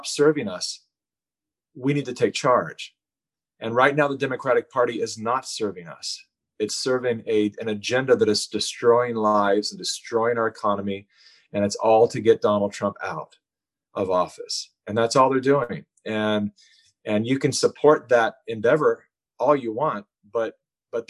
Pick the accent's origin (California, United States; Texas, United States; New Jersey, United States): California, United States; having been born and raised in California